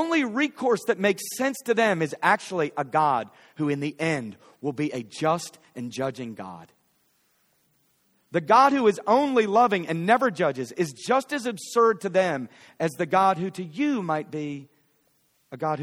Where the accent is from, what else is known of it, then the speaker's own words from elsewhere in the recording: Philadelphia, Pennsylvania, United States; now in Fort Worth, United States; I'm from Philly.